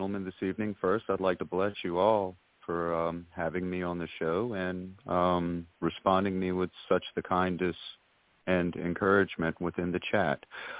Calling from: Georgetown, South Carolina, United States; I am calling you from Georgetown, South Carolina.

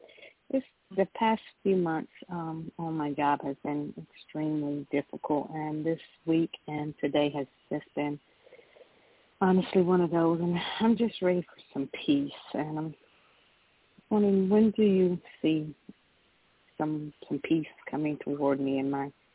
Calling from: Georgia, United States; I'm calling from Georgia.

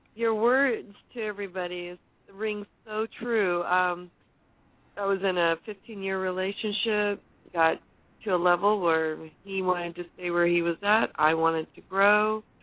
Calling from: Marina, California, United States; I'm calling from Mar- Marina, California

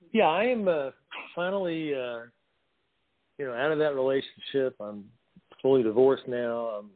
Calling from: North Carolina, United States; Yeah, this is …. I'm in the mountains of North Carolina.

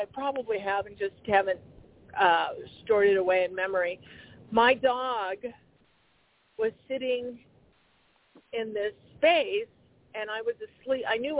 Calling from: Arizona, United States; This is …, and I just wanted to contribute. Oh, Arizona.

